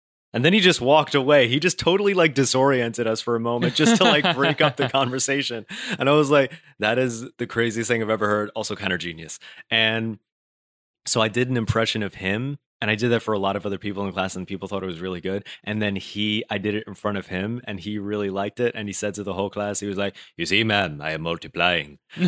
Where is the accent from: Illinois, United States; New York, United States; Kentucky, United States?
New York, United States; Brooklyn; accent: general American; they'll be very surprised if I say that I'm from Brooklyn. They're like, "Why don't you have an accent?" I'm like, "What?" I think mine is just like a more of a general American accent.